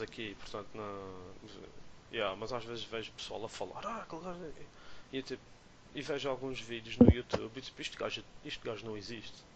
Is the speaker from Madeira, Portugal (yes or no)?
yes; Madeira, Portugal; como somos madeirenses